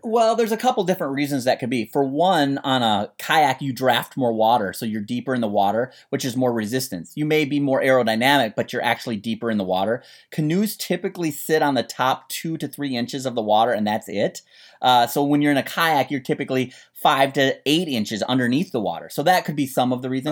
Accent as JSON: {"language": "English", "region": "Minnesota", "country": "United States", "tie": "born or raised there", "said": "I grew up in Minnesota"}